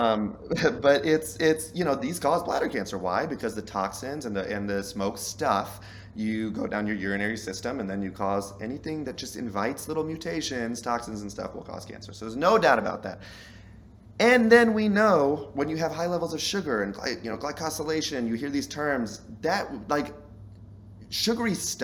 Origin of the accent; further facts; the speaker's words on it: Southern, United States; I'm Southern